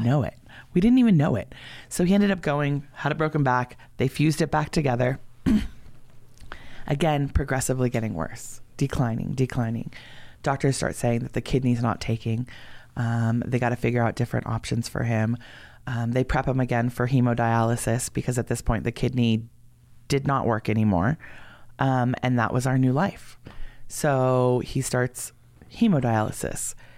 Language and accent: English; San Fernando, California, United States; moved away as an adult; now in Oregon, United States; I'm from San Fernando